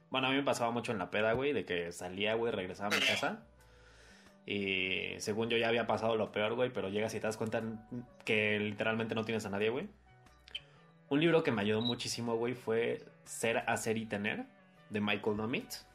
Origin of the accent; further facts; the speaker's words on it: Mexico; sigo estando en mi casa, güey, sigo estando en mi país